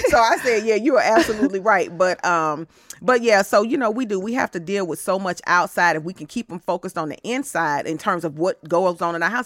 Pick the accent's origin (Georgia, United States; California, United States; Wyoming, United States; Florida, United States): Georgia, United States; Atlanta; I'm from Atlanta